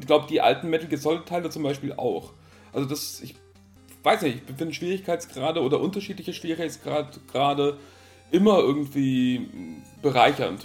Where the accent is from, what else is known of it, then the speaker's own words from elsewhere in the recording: Italy; moved away; Ich bin halt in Italien aufgewachsen